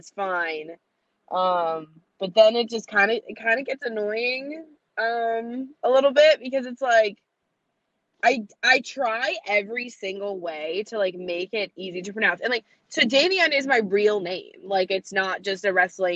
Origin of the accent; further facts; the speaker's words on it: central Massachusetts, United States; also born or lived in Worcester, Massachusetts; I'm from central Massachusetts, so it's very much like more rural and we don't have a lot of accents here.